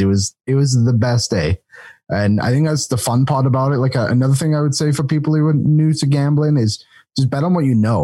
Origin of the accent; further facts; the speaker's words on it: England, United Kingdom; moved away; being the English guy